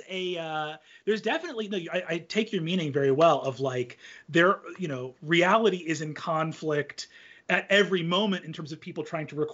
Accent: United States; as an American living in the current time period.

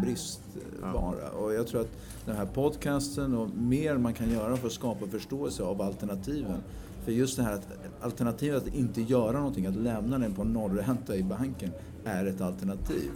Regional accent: Italy; now in Sweden; jag växte upp i Italien

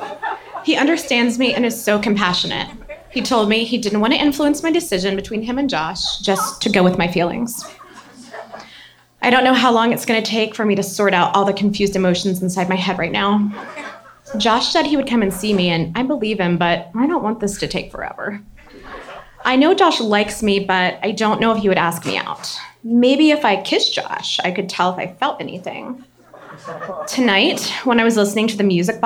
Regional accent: Baton Rouge, Louisiana, United States; I grew up in Baton Rouge, Louisiana.

